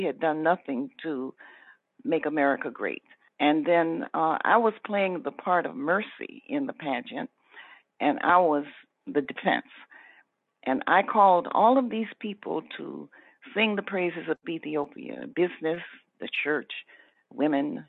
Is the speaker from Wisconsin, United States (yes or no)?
no; Atlanta, Georgia, United States; I was born in Atlanta.